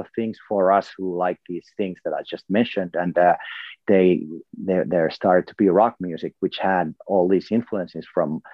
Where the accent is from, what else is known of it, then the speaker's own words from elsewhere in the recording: Finland; I come from Finland, so there's elements from my culture there as well